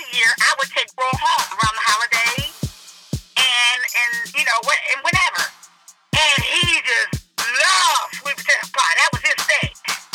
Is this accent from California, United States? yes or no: yes; California, United States; We were raised in seven kids of us in their union. We were raised in Lexi Terrace, California, packed town.